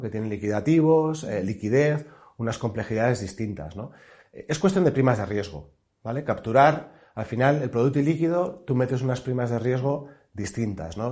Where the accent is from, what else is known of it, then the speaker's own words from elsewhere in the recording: Pamplona, Navarre, Spain; now in Madrid, Spain; yo soy de Pamplona, soy navarro